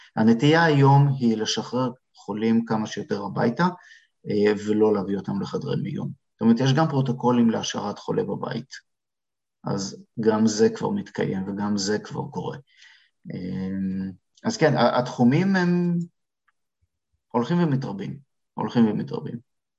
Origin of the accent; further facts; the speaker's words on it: Israel; moved away as an adult; now in Canada; אנחנו כישראלים, כפרמדיקים